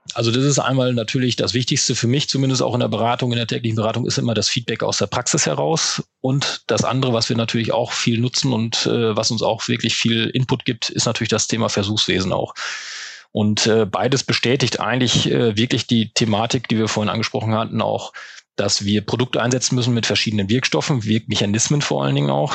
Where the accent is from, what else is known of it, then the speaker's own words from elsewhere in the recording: Münsterland, North Rhine-Westphalia, Germany; wenn man im Münsterland mitten auf dem Plattenland groß wird